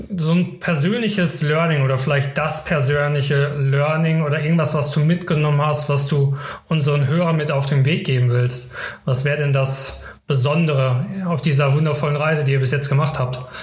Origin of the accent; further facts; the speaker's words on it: Karlsruhe, Baden-Württemberg, Germany; für mich als Karlsruher